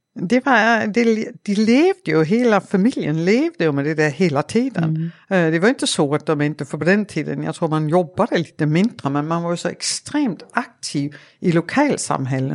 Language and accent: Swedish; Denmark; Swedish is a second language; moved away as an adult; now in Sweden; jag är ju dansk mm. och uh, jag är uppvuxen på Jylland i en liten stad, Åre